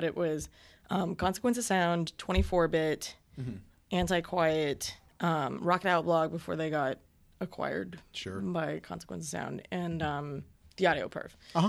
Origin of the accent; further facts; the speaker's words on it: Florida, United States; I grew up in Central Florida, and there were bands like … and …